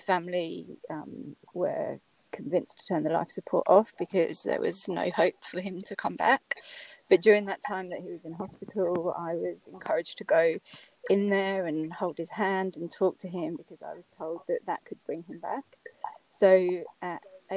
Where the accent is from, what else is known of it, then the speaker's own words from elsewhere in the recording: United Kingdom; accent: British; moved away as an adult; now in Australia; as you can tell by my accent, I'm British, but I've been living in Australia for the last 15 years